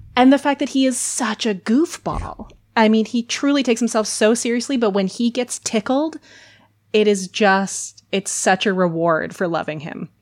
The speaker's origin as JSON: {"language": "English", "region": "Minnesota", "country": "United States", "tie": "born or raised there", "said": "I was born and raised in Minnesota"}